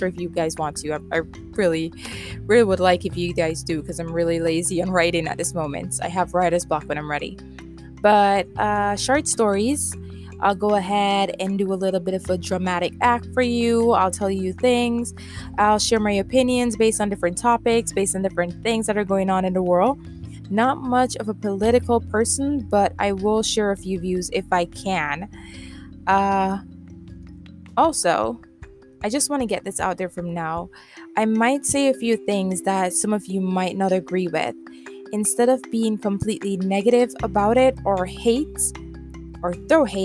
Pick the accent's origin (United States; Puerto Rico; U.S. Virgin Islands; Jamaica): Jamaica; accent: Jamaican Creole; I am from the island, the sweet island, Jamaica, a small island